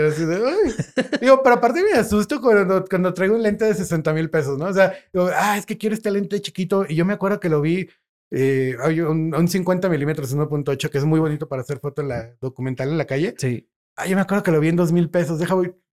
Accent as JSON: {"language": "Spanish", "town": "León", "region": "Guanajuato", "country": "Mexico", "said": "presumo a mi León"}